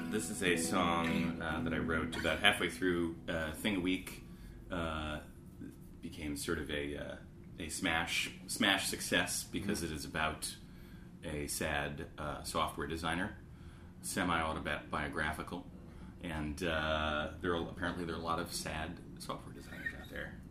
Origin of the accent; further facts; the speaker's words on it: Canada; Yes, I'm French Canadian.